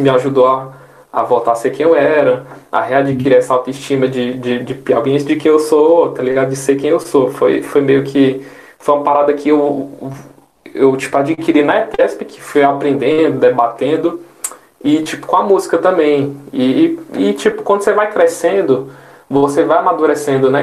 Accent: Oeiras, Piauí, Brazil; now in São Paulo, Brazil; do estado que eu sou, que eu sou vivido e criado

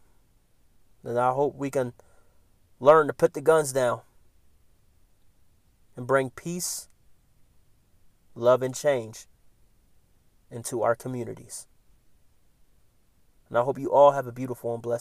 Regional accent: Philadelphia, Pennsylvania, United States; moved away; Philadelphia is my hometown.

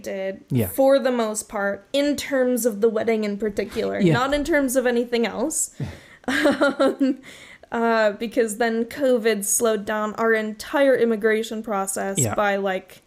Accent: Roseburg, Oregon, United States; my hometown in Roseburg

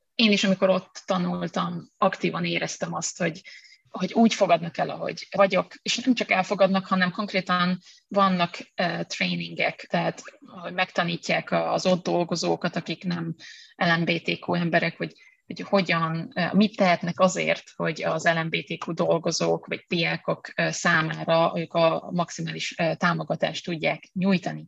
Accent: Hungary; ahonnan jövök

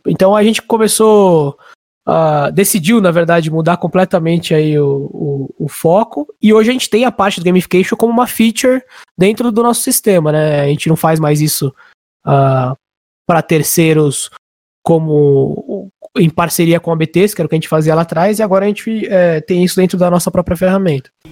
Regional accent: Barueri, São Paulo, Brazil; moro aqui em Alphaville já faz mais ou menos uns 18 anos, então ah, quase quase dois terços aí da minha vida eu já tô aqui em Alphaville faz um bom tempo, meus amigos mais próximos, meus amigos de infância, de colégio, até de faculdade, boa parte ah, é daqui

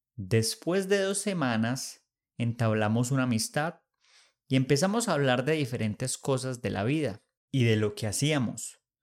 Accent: Manizales, Caldas, Colombia; now in Bogotá, Colombia; me voy para Manizales, mi ciudad natal

